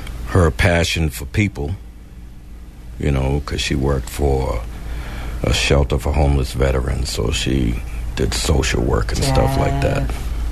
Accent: Boston, Massachusetts, United States; Born and raised in Boston

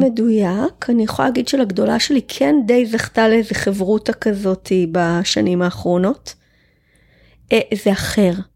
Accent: Israel; אני קיבוצניקית, גדלתי בלינה משותפת

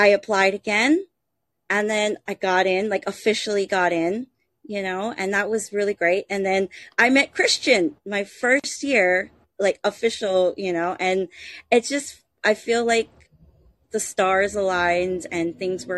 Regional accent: Honolulu, Hawaii, United States; born and raised on Hawaii, you know, in Honolulu, Hawaii, on the island of Oahu

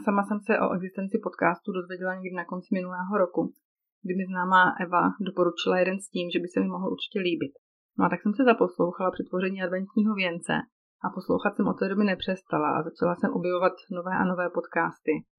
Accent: Moravia, Czechia; moved away as an adult; now in Switzerland; Pocházím z Moravy, a v listopadu 2014 se život naší tehdy ještě čtyřčlenné rodiny obrátil na ruby tím, že jsme v relativně krátké době zbalili celou domácnost a přestěhovali jsme se do Švýcarska.

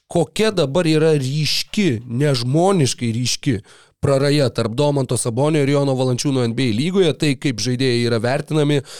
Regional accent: Lithuania; mes lietuviai, mes kančios tauta

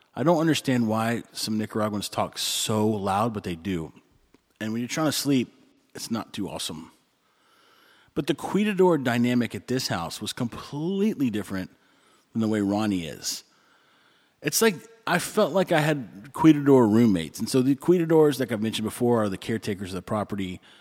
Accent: Texas, United States; moved away; I'm from Texas

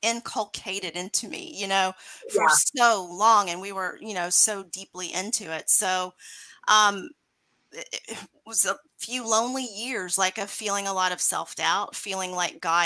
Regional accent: Mississippi, United States; now in Lake Jackson, United States; I grew up in Mississippi, and it was in a very religious household.

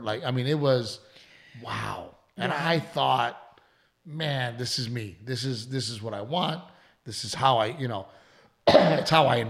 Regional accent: Texas, United States; moved away; I'm from Texas.

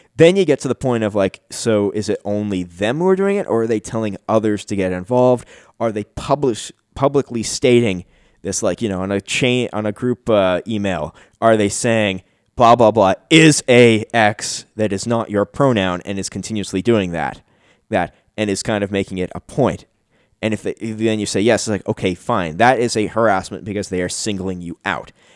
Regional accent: Canada; I'm Canadian

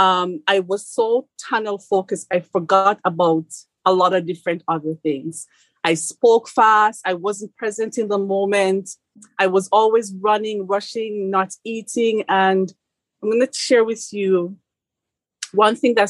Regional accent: Jamaica; moved away; as a Jamaican coming here

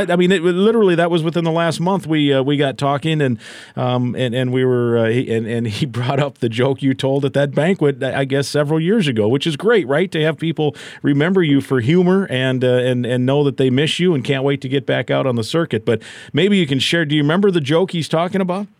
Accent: Iowa, United States; I grew up in Iowa

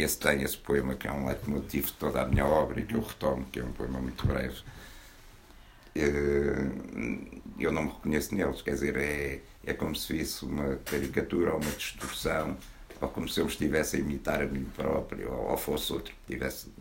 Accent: Porto, Norte, Portugal; moved away; also born or lived in Arles / Abrantes; a minha terra natal, embora a natal verdadeira seja o Porto

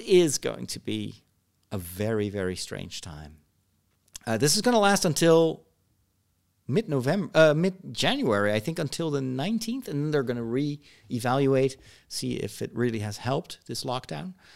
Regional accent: Netherlands; I was a bit of a, an alien there because I came from the Netherlands

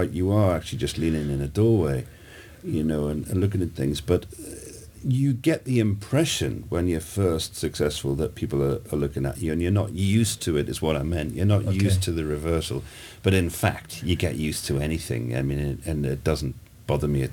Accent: Newcastle, North East England, United Kingdom; also born or lived in Scotland; I was born in Scotland, and you know, we moved to Newcastle when I was 8.

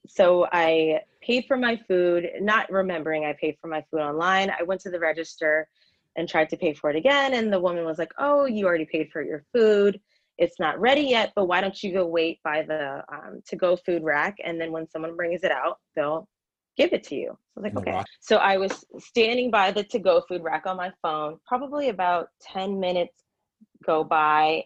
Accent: Frederick, Maryland, United States; moved away as an adult; also born or lived in Washington, District of Columbia, United States; I hurried and moved back home to my hometown of Frederick, Maryland

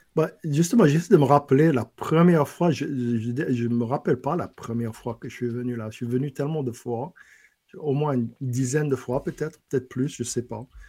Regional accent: lower Bayou Lafourche, Louisiana, United States; French is a second language; now in Lafayette, United States; en bas du bayou, Cut-Off, Gallian, Golden Meadow, là d'où je viens

